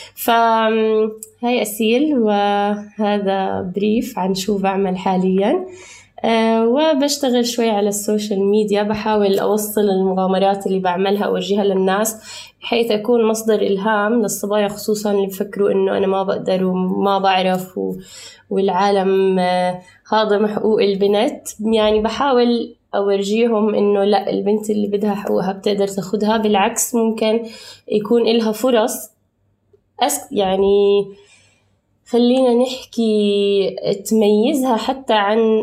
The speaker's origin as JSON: {"language": "Arabic", "town": "Amman", "region": "Amman Governorate", "country": "Jordan", "tie": "born or raised there", "also_born_or_lived": "Palestine (ancestry)", "moved": "yes", "lives_now": "Dubai, United Arab Emirates", "said": "انا بنت انولدت في الاردن"}